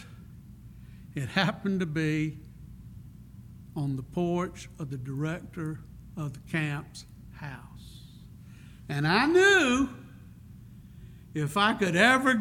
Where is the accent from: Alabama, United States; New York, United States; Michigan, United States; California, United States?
Alabama, United States; Prichard; also born or lived in Crichton, Mobile, Alabama; I was very fortunate to grow up in 8 Mile, northern part of Pritchard, Alabama. I tell people I was born in Pritchard, raised in Crichton